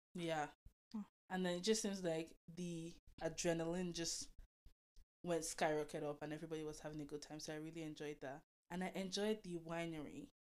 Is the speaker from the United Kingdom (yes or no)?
no; Delta, Nigeria; now in Toronto, Canada; I was born and raised in Nigeria, Delta State